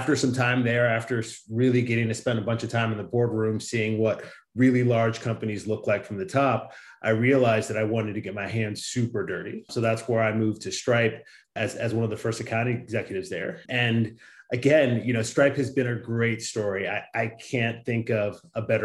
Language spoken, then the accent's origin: English; Chicago suburbs, Illinois, United States; now in San Francisco, United States; My parents are both from Nigeria, and we grew up in the Midwest in the Chicago suburb